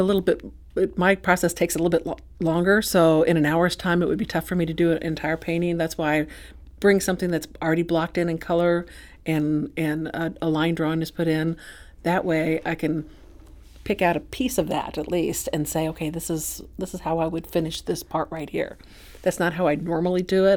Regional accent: Saint Charles, United States; I'm from Saint Charles

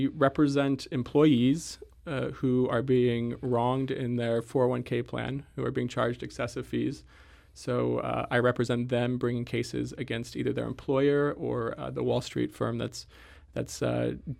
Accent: Kentucky, United States; born there; also born or lived in West Point, United States; I was born in Kentucky. My first memories are on the parade grounds at West Point, where my father taught hand-to-hand combat, and in the chapel there where my mother would dance and sing for the church.

